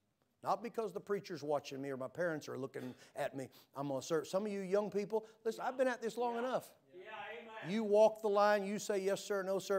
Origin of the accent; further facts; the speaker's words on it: Florida, United States; I'm from Florida, right?